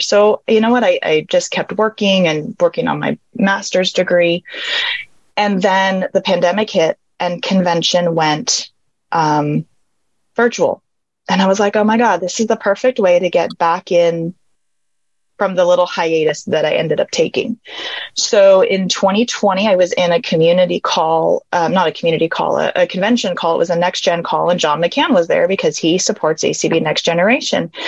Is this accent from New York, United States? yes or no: no; California, United States; now in Arizona, United States; I was born and raised in California.